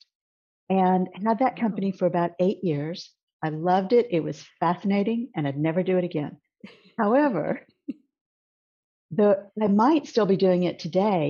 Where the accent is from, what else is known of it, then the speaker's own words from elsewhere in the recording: Corpus Christi, Texas, United States; now in Houston, United States; I actually grew up in a very small city in South Texas called Corpus Christi, and moved to Houston